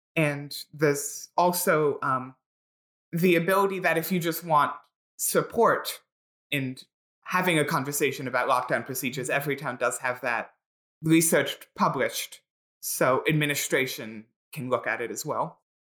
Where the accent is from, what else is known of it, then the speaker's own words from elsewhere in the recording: Philadelphia, Pennsylvania, United States; I grew up and live in Philadelphia